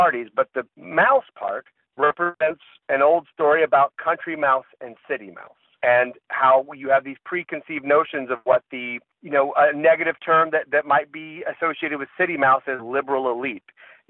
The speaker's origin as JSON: {"language": "English", "region": "the South", "country": "United States", "said": "I am from the South, and I have been around a whole bunch of people from the South who are conservative and some who are liberal."}